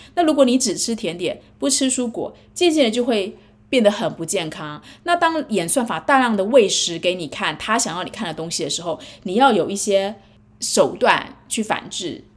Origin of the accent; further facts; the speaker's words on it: Taiwan; moved away as an adult; now in United States; 尤其是我在台湾长大，可是我在美国生小孩养小孩。